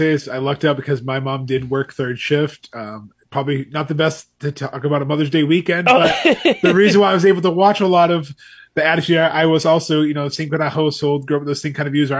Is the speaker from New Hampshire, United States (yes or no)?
yes; New Hampshire, United States; moved away as an adult; now in North Carolina, United States; so we both grew up in small little towns in New Hampshire.